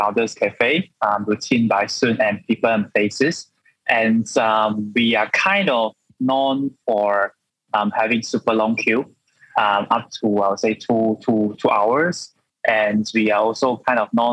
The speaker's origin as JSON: {"language": "English", "region": "Johor", "country": "Malaysia", "also_born_or_lived": "Australia", "said": "I'm from Johor and I'm a real Southern Harimau, Southern Tiger"}